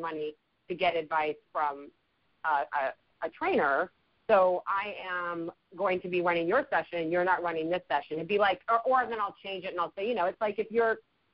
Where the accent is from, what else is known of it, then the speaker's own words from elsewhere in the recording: Chicago, Illinois, United States; moved away; I grew up in Chicago, so I'm a Midwest uh-huh. girl